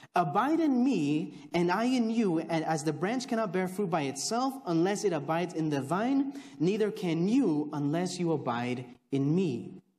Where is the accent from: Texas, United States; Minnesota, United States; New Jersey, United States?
Texas, United States; also born or lived in Chicago, Illinois; I was born in Chicago, raised in Texas, uh, so I know more here than I do there